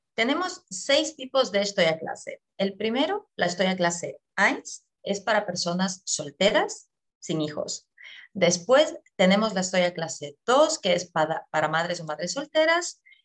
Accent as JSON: {"language": "Spanish", "country": "Ecuador", "moved": "as an adult", "lives_now": "Germany", "said": "yo eh, soy de Ecuador, llevo aquí en Alemania ya ocho años"}